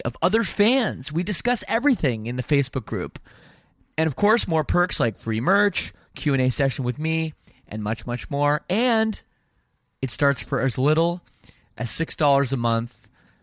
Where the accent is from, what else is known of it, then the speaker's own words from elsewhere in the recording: Toronto, Ontario, Canada; also born or lived in Windsor; I'm based in Toronto. Okay. That's where I grew up